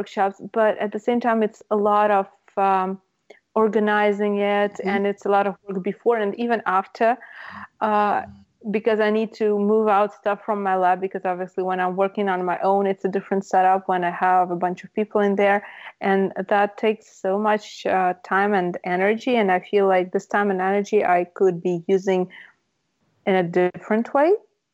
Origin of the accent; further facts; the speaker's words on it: Russia; moved away; I come from Russia